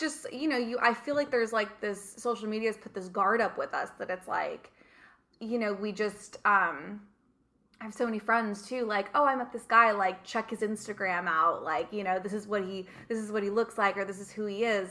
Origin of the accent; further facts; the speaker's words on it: Redondo Beach, California, United States; moved away as an adult; also born or lived in London / Mediterranean; I'm born and raised in Redondo